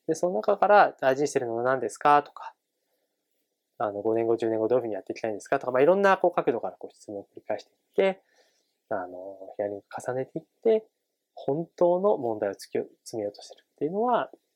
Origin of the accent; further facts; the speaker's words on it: Tochigi, Japan; moved away; 地元の栃木県に住んでいた